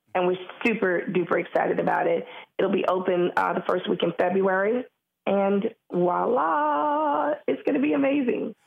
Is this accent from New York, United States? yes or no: yes; New York City, New York, United States; being black and a female and born and raised in Harlem